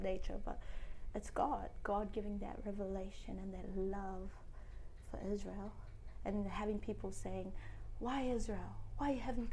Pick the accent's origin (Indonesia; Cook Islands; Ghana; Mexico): Cook Islands; The Cook Islands